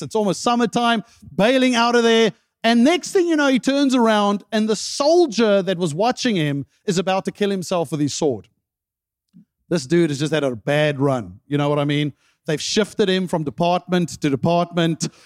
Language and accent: English; South Africa; moved away; I remember growing up in South Africa